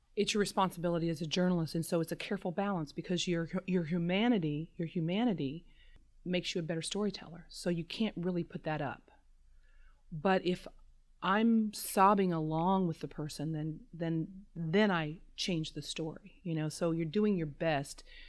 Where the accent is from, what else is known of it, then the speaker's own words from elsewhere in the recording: Southern Indiana, United States; I'm from Southern Indiana